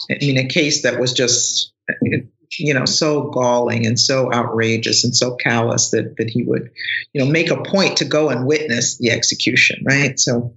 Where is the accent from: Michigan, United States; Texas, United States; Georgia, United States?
Michigan, United States; Detroit; my hometown of Detroit